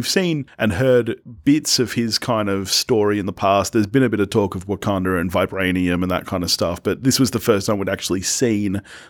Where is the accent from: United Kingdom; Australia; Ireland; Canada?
Australia; This is one of the few times I love being an Australian film fan, is that we get these movies